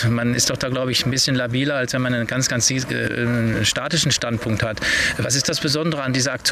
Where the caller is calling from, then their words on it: Koblenz, Rhineland-Palatinate, Germany; hier ist … von Koblenz.